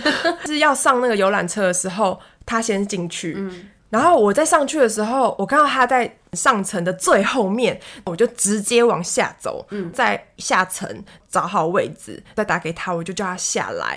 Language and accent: Chinese; Taiwan; also born or lived in Shanghai; 我身为台湾人